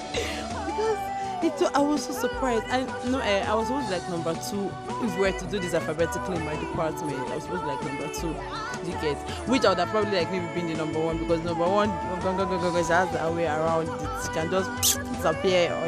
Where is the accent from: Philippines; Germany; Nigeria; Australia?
Nigeria; I'm a Nigerian student in the University of Alexei Kwame Federal University in the Falikiko Ebonyi State